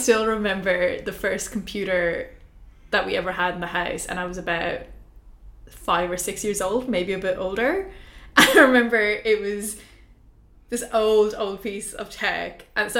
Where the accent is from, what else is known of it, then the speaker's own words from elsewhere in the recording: India; moved away; I grew up in India at that stage, right? So, I mean, I was living in India